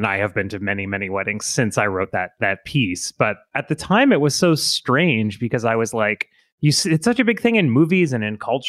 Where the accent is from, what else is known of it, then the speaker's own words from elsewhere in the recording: Florida, United States; I grew up in Florida